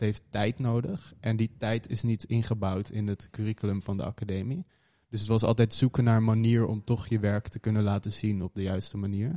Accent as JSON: {"language": "Dutch", "town": "Hoorn", "region": "North Holland", "country": "Netherlands", "tie": "born or raised there", "moved": "yes", "said": "in Horen, West-Friesland. Ja, boven Amsterdam"}